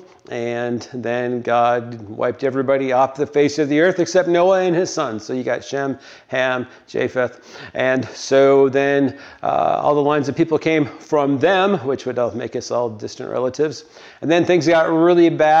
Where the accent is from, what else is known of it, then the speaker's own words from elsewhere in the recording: the North, United States; also born or lived in Tennessee; I was a Yankee